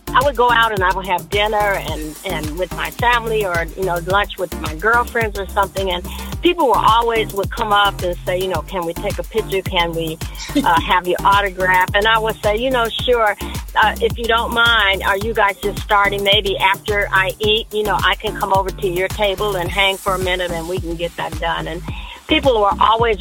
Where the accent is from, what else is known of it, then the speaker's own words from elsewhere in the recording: Gary, Indiana, United States; I grew up in a musical family in church in Gary, Indiana